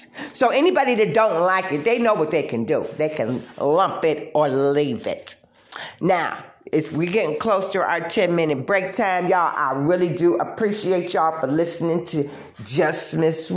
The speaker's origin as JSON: {"language": "English", "town": "Detroit", "region": "Michigan", "country": "United States", "said": "I'm from Detroit"}